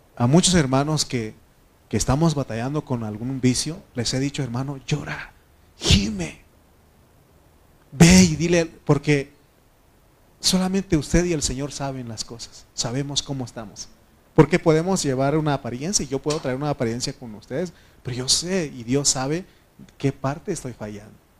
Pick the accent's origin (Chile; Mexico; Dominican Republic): Mexico; como buen mexicano